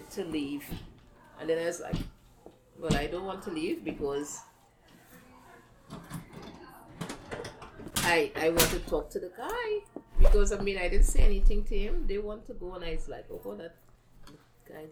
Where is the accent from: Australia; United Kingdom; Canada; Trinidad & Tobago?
Trinidad & Tobago; moved away as an adult; now in United States; I was Trinidad